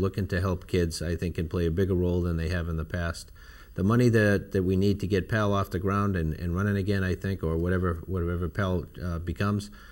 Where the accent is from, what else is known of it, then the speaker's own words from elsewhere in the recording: Boston, Massachusetts, United States; also born or lived in Ireland; now in Long Beach, United States; growing up in Boston in a public housing development down the street from Fenway Park